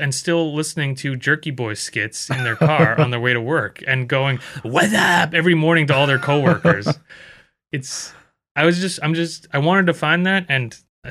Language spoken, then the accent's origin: English; Philippines; I'm actually Filipino, man.